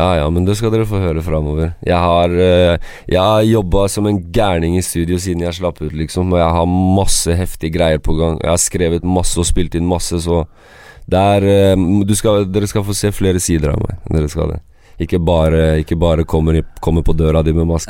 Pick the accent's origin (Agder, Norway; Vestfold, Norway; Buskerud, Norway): Vestfold, Norway; Sandefjord; also born or lived in Kosovo / Nord-Trøndelag; jeg er født i Kosovo. Uh, så kom vi til Norge når jeg var tre måneder. Og så vi kom til eh, Nord-Trøndelag. Ja. Bodde der til 97, eh, og så flytta vi til Sandefjord. Så jeg har bodd i Sandefjord siden 97.